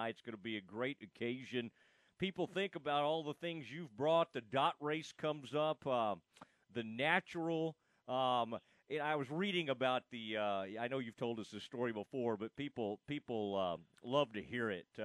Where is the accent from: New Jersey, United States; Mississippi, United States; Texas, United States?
Texas, United States; Kaufman County; I grew up in Kaufman County, Texas.